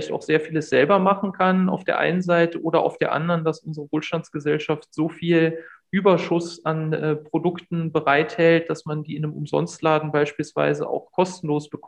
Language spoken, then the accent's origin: German; Bergfelde, Brandenburg, Germany; Also ich bin groß geworden in Bergfelde. Das ist ein Ort äh, oder Ortsteil von Hohneuendorf, äh, kleine Stadt äh, an, an, der nördlichen Berliner Grenze.